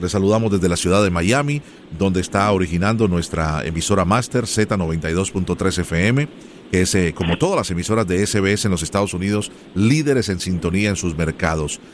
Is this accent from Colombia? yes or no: yes; Colombia; yo soy original de Colombia